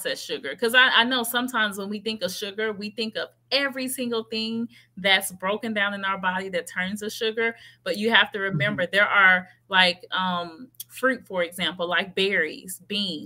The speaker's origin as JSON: {"language": "English", "town": "Memphis", "region": "Tennessee", "country": "United States", "tie": "born or raised there", "said": "I'm originally from Memphis, Tennessee. I grew up with grandmother cooking the greens"}